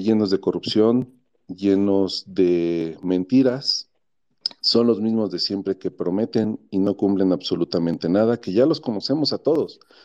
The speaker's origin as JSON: {"language": "Spanish", "country": "Mexico"}